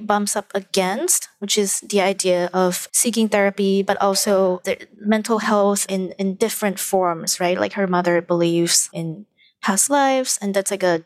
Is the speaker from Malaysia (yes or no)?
yes; Malaysia; moved away as an adult; now in New York, United States; I actually understand a lot of my supposed place in this new country because I am from Malaysia